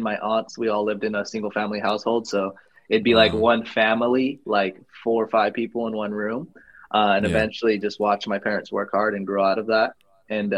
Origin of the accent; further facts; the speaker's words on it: Albuquerque, New Mexico, United States; also born or lived in California; Born and raised in Albuquerque, New Mexico.